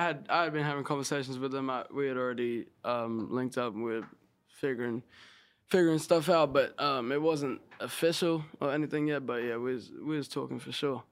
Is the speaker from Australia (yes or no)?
yes; Sydney, New South Wales, Australia; moved away as an adult; also born or lived in South Australia; now in Los Angeles, United States; I was born in Sydney, and then when I was maybe like seven or eight, I moved out to like a small country town